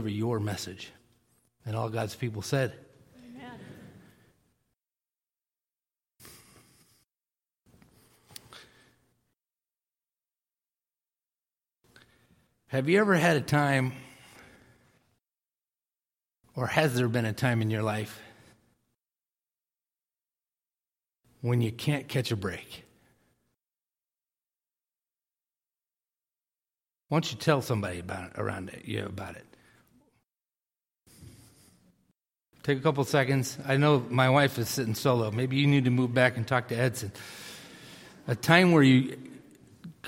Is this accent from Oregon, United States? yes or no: no; Millis, Massachusetts, United States; I grew up in Millis, Massachusetts